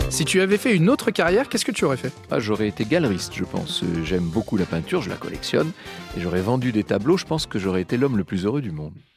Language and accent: French; Poitou, Nouvelle-Aquitaine, France; Moi, je viens du Poitou